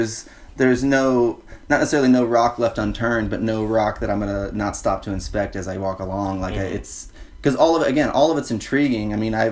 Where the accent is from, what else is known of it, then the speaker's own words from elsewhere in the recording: Tucson, Arizona, United States; Like I said, I'm from Tucson, Arizona, and that's home base. That's as close as it gets. You know, I got family out there.